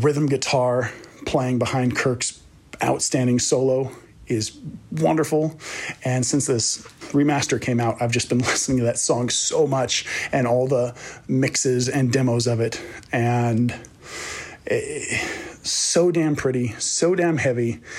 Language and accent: English; Los Angeles, California, United States; I'm from Valley Glen, California